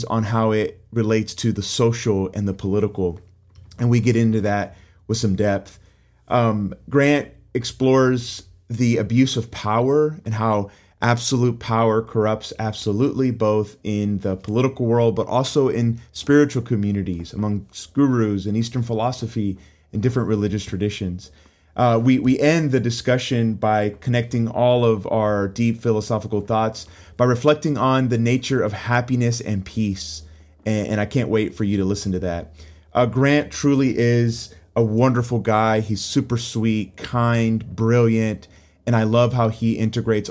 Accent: Puerto Rico; I'm originally from Puerto Rico

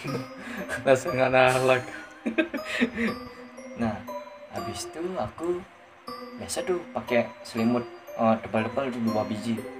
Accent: Bali, Indonesia; aku uh, berlibur ke desaku yang di timur Buleleng

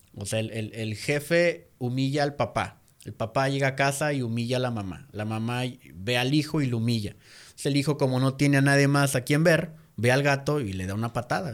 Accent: Mexico; nosotros como mexicanos

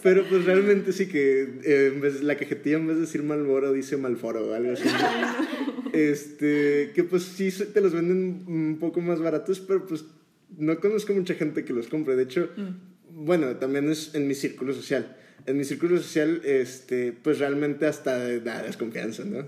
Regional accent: Mexico

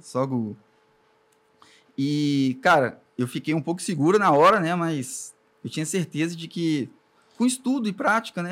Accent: Espírito Santo, Brazil; born or raised there; also born or lived in Alcobaça, Bahia / Ubu, Espírito Santo

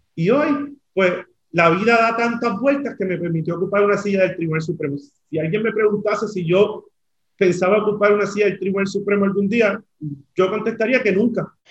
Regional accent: Aibonito, Puerto Rico; moved away as an adult; now in San Juan, Puerto Rico; en Aybonito, de donde yo vengo

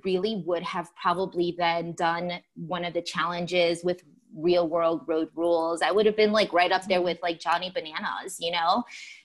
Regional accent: Chicago, Illinois, United States; I'm from Chicago

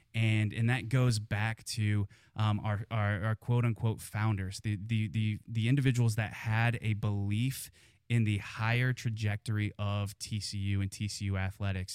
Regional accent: Kansas, United States; moved away as an adult; also born or lived in Missouri; now in Fort Worth, United States; I grew up in Kansas

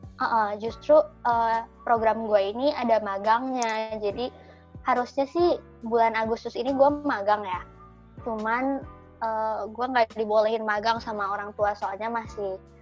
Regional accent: Indonesia; moved away; also born or lived in Canada; kita kan dari Indonesia

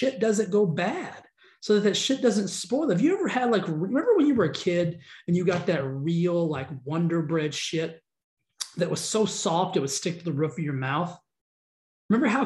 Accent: the South, United States; I'm from the South

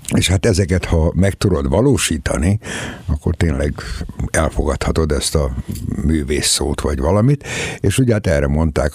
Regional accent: Debrecen, Hajdú-Bihar, Hungary; átmentek Debrecenbe, és hát én ott születtem.

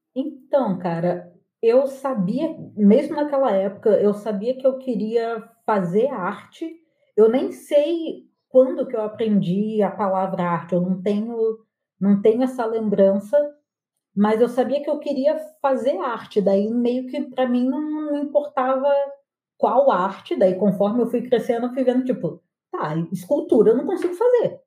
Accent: Angra dos Reis, Rio de Janeiro, Brazil; moved away; also born or lived in Porto Alegre; eu cresci em Angra

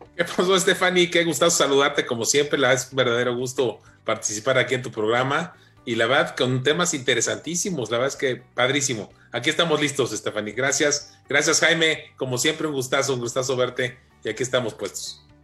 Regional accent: Mexico; como mexicano

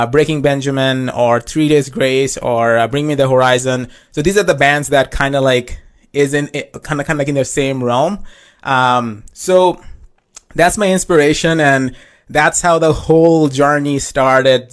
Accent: Saskatchewan, Canada; I am a rock singer-songwriter from Saskatchewan

